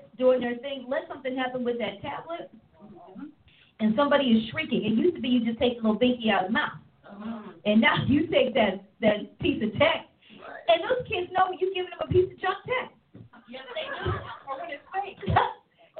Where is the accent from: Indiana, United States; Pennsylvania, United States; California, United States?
Pennsylvania, United States; East Coast; moved away; also born or lived in Oklahoma; When I grew up on the East Coast, central air was a privilege in your home. And then I moved to Oklahoma